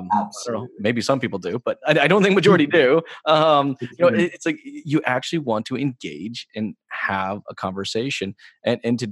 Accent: United States; moved away as an adult; also born or lived in New Mexico; now in Canada; I'm originally from the States, I'm not from Canada

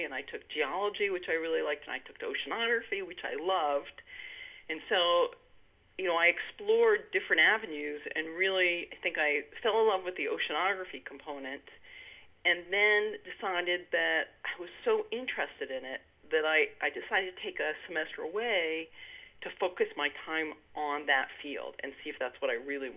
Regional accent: Sudbury, Massachusetts, United States; I grew up in Sudbury, Massachusetts.

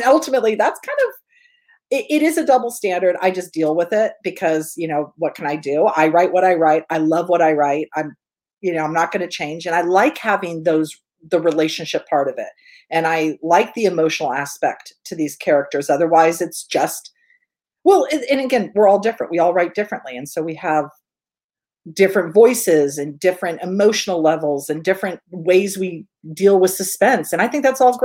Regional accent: Northern California, United States; I'm from Northern California.

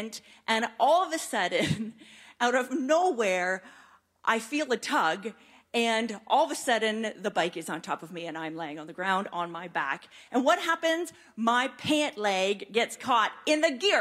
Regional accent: Mount Forest, Ontario, Canada; I grew up in Mount Forest, this little wee town

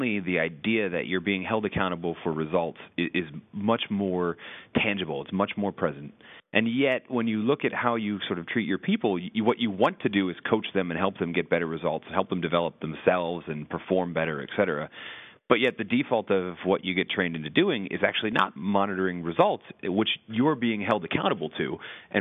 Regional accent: New England, United States; I come from New England

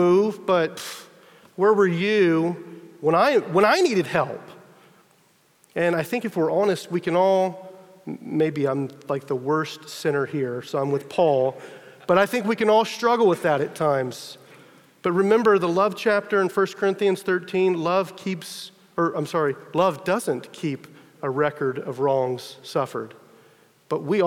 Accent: Texas, United States; I'm from Texas, you know, true to the stereotype, I had a pickup truck

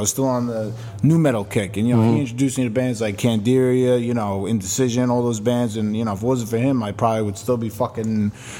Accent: New York City, New York, United States; I'm from Borough Park, so I'm

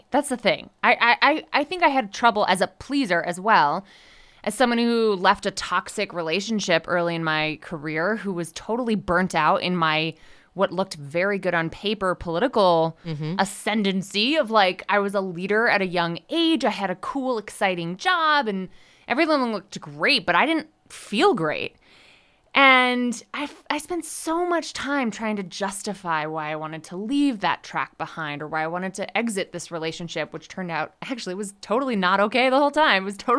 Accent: Connecticut, United States; also born or lived in Rhode Island / Washington, D.C.; now in Denver, United States; I live in Denver, Colorado. And as someone who was a longtime East Coaster, I grew up in Connecticut, right near ESPN, and went to school in Rhode Island and lived in DC for a long time.

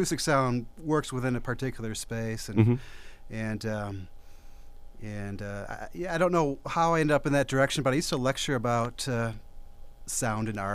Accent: Detroit, Michigan, United States; moved away; I'm from Detroit originally.

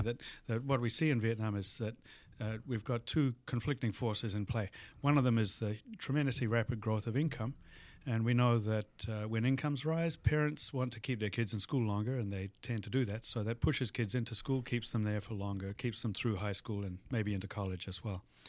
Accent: New Zealand; moved away as an adult; also born or lived in Australia; now in Madison, United States; I was born in New Zealand and, uh, did all of my, uh, tertiary education in Australia

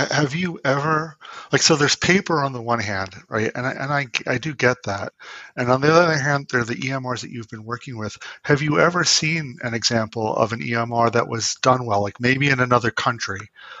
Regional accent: New York City, New York, United States; moved away as an adult; now in Boston, United States; I grew up in Queens. I'm from New York originally. I still, in some ways, although I've been in Boston for, I don't know, 11 years, I consider myself a New Yorker in so many ways.

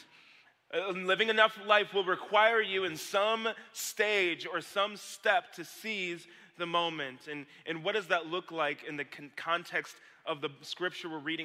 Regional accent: Lake Orion, Michigan, United States; back here in Lake Orion with my Kensington Church family. This is my hometown

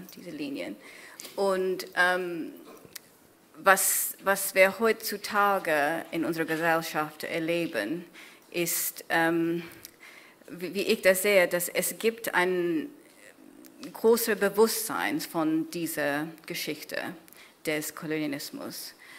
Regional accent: Kenya; German is a second language; now in Germany; Kenia geschrieben, ähm, wo ich aufgewachsen bin

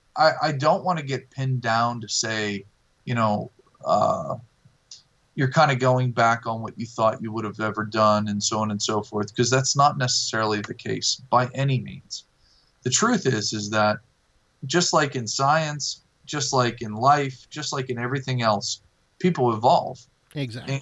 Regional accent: Millvale, Pennsylvania, United States; I'm originally from Millvale, and um, I'll always have a tap room there

